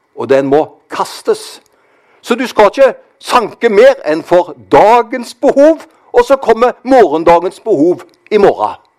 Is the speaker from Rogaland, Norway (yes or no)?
yes; Karmøy, Rogaland, Norway; Jeg kommer jo fra Karmøy. Der var det slik når jeg vokste opp